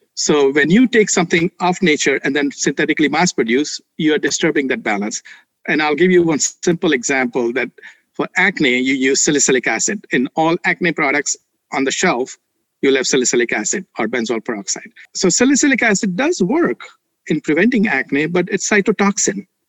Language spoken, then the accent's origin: English; India; moved away; I grew up in India with mom who is Ayurvedic practitioner